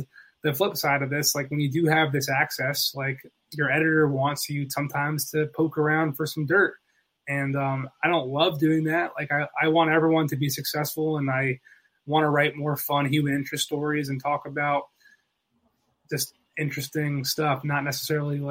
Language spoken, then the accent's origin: English; Philadelphia, Pennsylvania, United States; also born or lived in Boston; now in New York, United States; I was from Philly